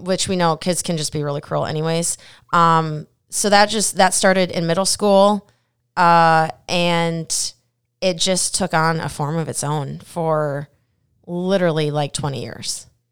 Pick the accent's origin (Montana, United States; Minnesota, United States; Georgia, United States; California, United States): Minnesota, United States; moved away; I'm from Minnesota